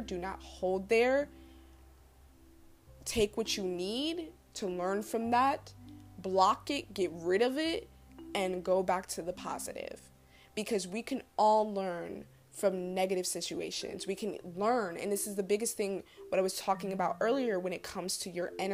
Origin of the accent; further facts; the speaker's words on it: New Jersey, United States; I grew up in Jersey